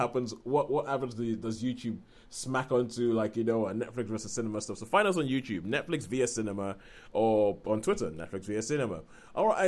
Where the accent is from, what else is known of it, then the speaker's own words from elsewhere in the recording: Nigeria; moved away; us growing up in Nigeria